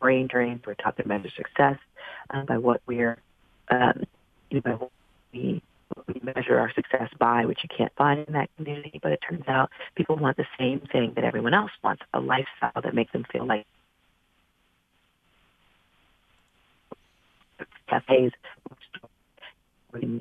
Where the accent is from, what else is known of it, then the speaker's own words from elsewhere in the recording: New York City, New York, United States; I'm from the South Bronx